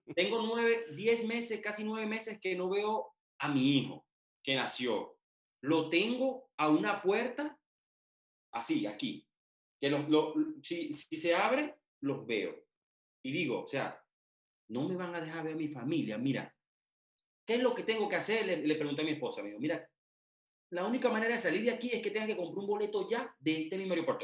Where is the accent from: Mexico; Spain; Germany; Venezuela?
Venezuela; moved away as an adult; now in Poland; yo soy venezolano, sí, yo estoy en un país extranjero.